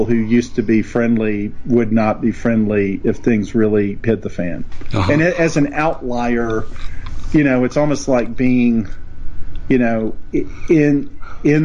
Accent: East Tennessee, United States; moved away; where I grew up in East Tennessee

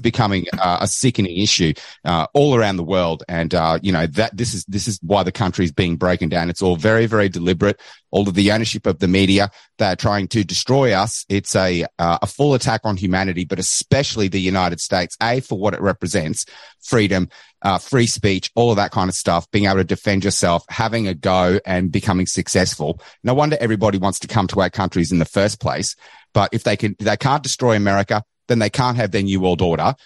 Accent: Australia; accent: Australian

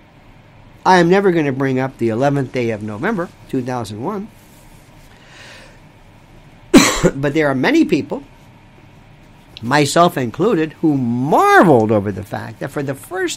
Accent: Florida, United States; Florida, my home state

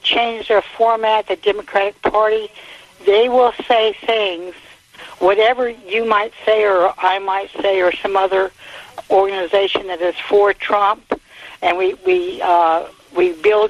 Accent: Montana, United States; I'm from Montana

